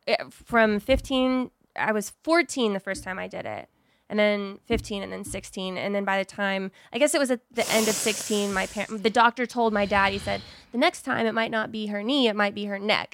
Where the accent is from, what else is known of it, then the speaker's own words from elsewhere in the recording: Texas, United States; moved away as an adult; now in Los Angeles, United States; I was born in Texas